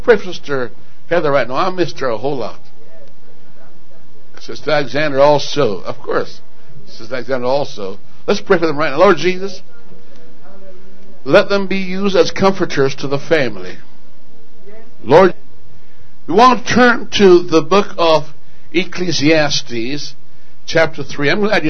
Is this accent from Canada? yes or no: no; Jamaica; born there; also born or lived in England; Now, I was born in Jamaica, and as a kid, I thought, why would I be born? I lived in England and asked the question, what am I doing here?